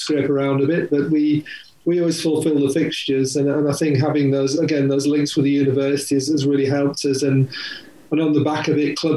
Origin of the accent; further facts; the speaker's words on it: Hull, Yorkshire and the Humber, United Kingdom; moved away as an adult; now in Nottingham, United Kingdom; I'm from Hull originally, so I'm a Yorkshireman. I played a bit of rugby league up in Hull when I was at school